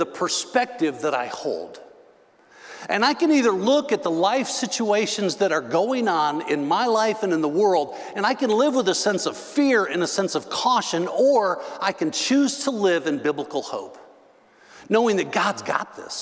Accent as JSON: {"language": "English", "region": "Northern Illinois", "country": "United States", "tie": "born or raised there", "also_born_or_lived": "Texas", "moved": "yes", "said": "Now, I grew up in Northern Illinois."}